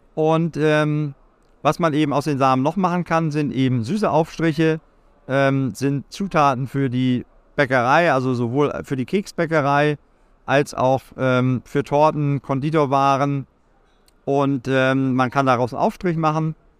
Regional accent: Lüneburg Heath, Lower Saxony, Germany; ich bin äh, gebürtig aus der Lüneburger Heide

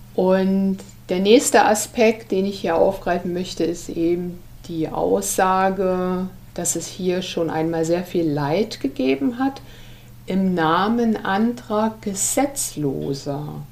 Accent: Germany; wir Deutsche

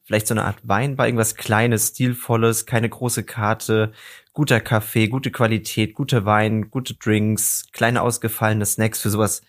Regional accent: Darmstadt, Hesse, Germany; ich komme aus der Region Darmstadt

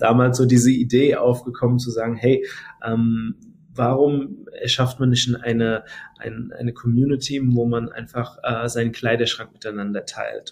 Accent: Mainz, Rhineland-Palatinate, Germany; ich bin dann noch hier in Mainz geboren.

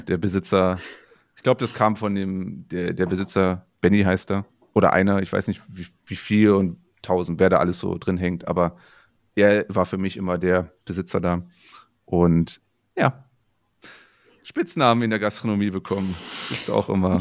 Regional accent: northern Saxony-Anhalt, Germany; accent: Brandenburg-like (Icke); ich komme aus Sachsen-Anhalt, aus dem Norden, wo es schon so auch so ein Brandenburger, also dieses Icke und sowas alles durchaus auch gibt

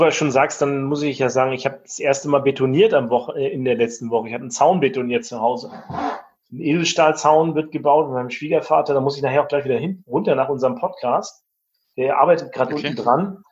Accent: Rostock, Mecklenburg-Vorpommern, Germany; Ich komme zwar aus Mecklenburg-Vorpommern, komme aus Rostock, ne, aus dem Plattenbau.

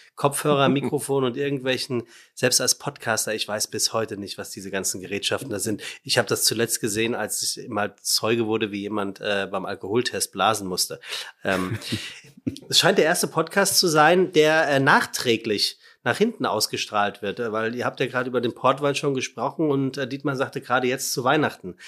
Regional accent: Frankfurt, Hesse, Germany; ich bin ja Frankfurter

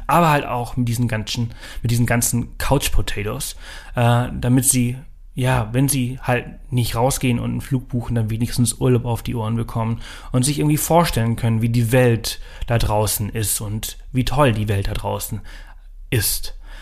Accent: Pollença, Balearic Islands, Spain; moved away; Also ich bin ja auf Mallorca aufgewachsen, im Norden von Mallorca in Poyenza.

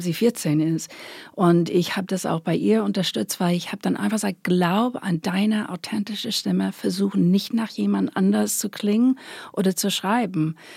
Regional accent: Long Island, New York, United States; German is a second language; moved away as an adult; ich bin Amerikanerin natürlich, bin auf Long Island groß geworden in New York

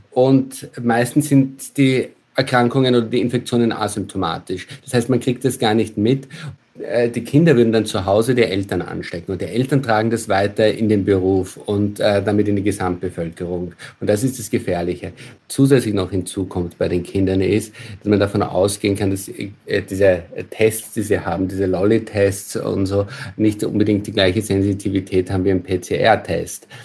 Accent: Austria; now in Germany; Also schauen wir ins Nachbarland nach Österreich, mein Heimatland, dann sind dort die Inzidenzen wesentlich höher.

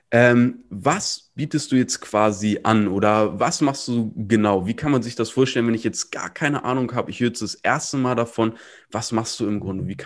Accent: Hamburg, Germany; Ich bin ja auch Hamburger.

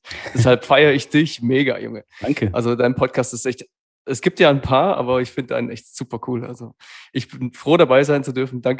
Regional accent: Hesse, Germany; Also äh, hier anzukommen im Schwabenland als Hesse, als offener Hesse, äh

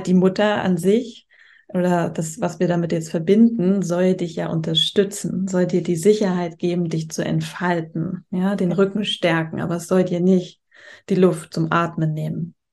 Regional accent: Germany; moved away as an adult; now in Spain; in Deutschland, da wo ich herkomme

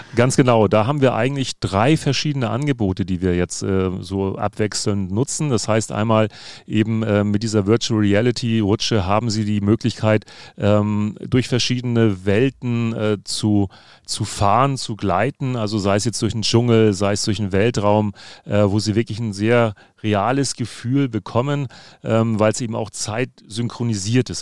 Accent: Hamburg, Germany; dass ich gebürtiger Hamburger bin, sondern darüber hinaus tatsächlich auf St. Pauli geboren wurde

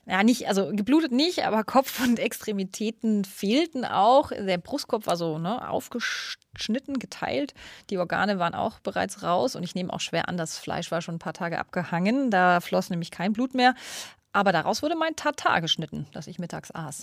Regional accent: Munich, Bavaria, Germany; in München-Schwabing, da wo ich aufgewachsen bin

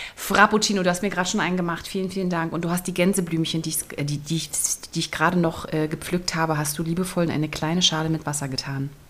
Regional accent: Berlin, Germany; moved away; Ich komme ja aus Berlin eigentlich.

